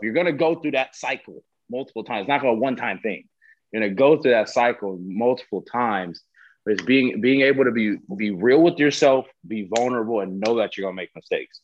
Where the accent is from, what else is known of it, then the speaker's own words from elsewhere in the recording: Southern California, United States; growing up, I'm from Southern California